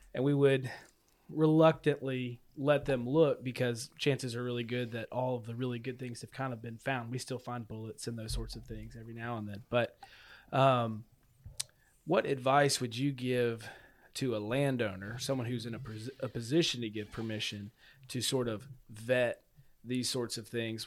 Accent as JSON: {"language": "English", "town": "LaGrange", "region": "Tennessee", "country": "United States", "said": "I'm from LaGrange, Tennessee, and that's a known Civil War area."}